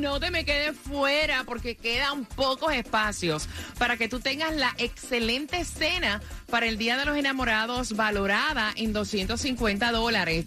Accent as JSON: {"language": "Spanish", "town": "Fajardo", "country": "Puerto Rico", "tie": "born or raised there", "moved": "yes", "lives_now": "Miami, United States", "said": "mi pueblo, Fajardo, Puerto Rico"}